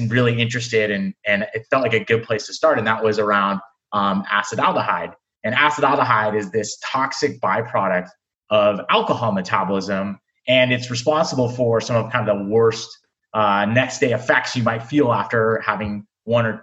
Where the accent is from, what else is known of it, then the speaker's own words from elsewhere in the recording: California, United States; moved away; also born or lived in Michigan; I'm originally from California